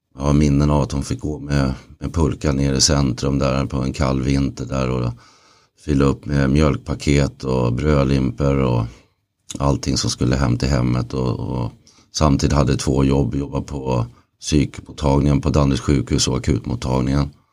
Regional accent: Stockholm area, Stockholm County, Sweden; also born or lived in Lidingö / Åkersberga / Södertälje; Jag föddes på Lidingö och flyttade ut sen till Åkersberga och sen vidare till Tälje och Rybo.

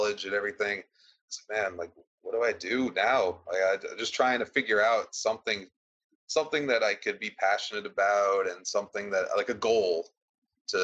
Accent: Bellmore, New York, United States; we're from Belmore

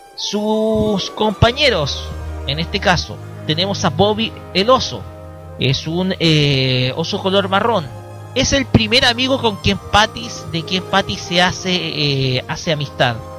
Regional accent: Chile

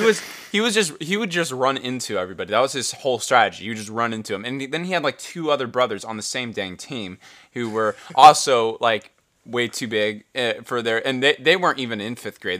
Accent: United States; we're from America

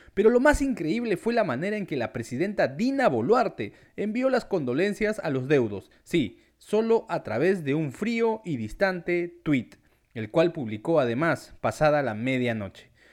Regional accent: Peru

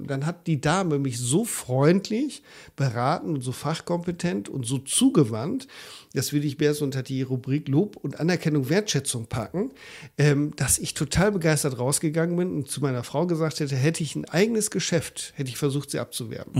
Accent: Germany; bei uns in Deutschland

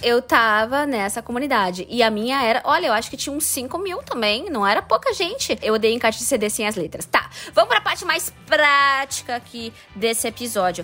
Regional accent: Pato Branco, Paraná, Brazil; nosso tempo tempo, né, Fábio? Lá ah. em Pato Branco, que a gente tinha que comprar uma revistinha

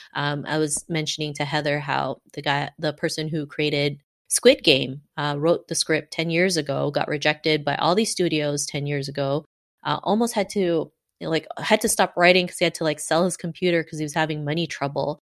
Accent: Canada; growing up in Canada in the nineties

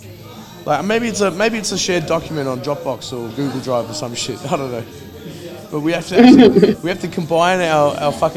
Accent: Israel; I'm from Israel

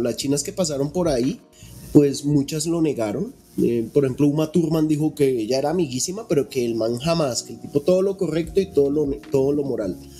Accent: Colombia; acá en Colombia no, porque aquí nosotros somos latinos chichas

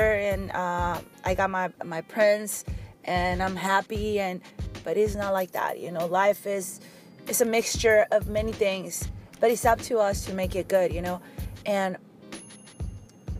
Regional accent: Mexico; English is a second language; moved away; I grew up in Mexico

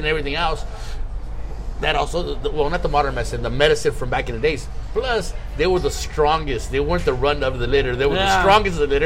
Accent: Ensenada, Baja California, Mexico; moved away; I was born in Ensenada.

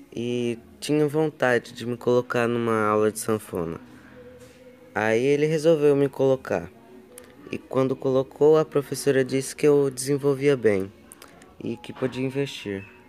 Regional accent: Remanso, Bahia, Brazil; eu nasci em Remanso, Bahia

